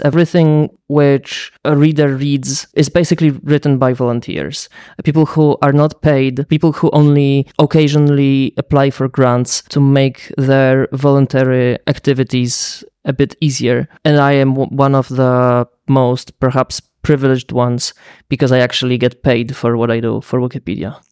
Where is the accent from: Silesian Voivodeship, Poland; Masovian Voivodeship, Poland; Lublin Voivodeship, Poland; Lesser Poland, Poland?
Lublin Voivodeship, Poland; Lublin; my hometown, Lublin, in Poland